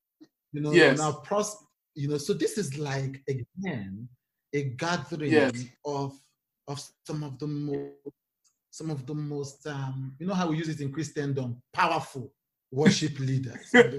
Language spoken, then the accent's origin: English; Nigeria; because I am a Nigerian worship person.